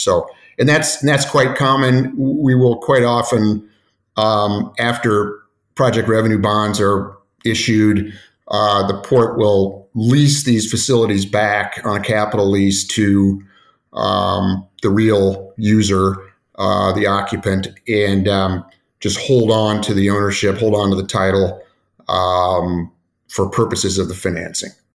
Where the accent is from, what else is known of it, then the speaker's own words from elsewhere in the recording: Indianapolis, Indiana, United States; now in Cleveland, United States; I grew up in Indianapolis